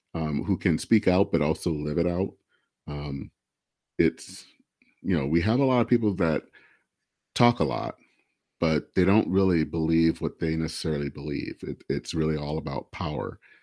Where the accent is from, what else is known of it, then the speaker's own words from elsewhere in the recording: Michigan, United States; I hail from Michigan